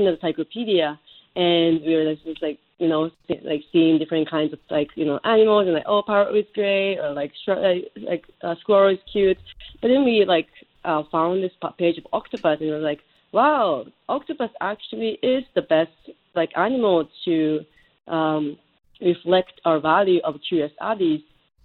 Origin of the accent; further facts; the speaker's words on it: Japan; now in United States; I grew up in Japan